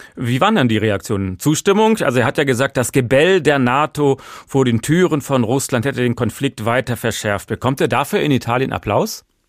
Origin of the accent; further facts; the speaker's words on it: Germany; Bei uns in Deutschland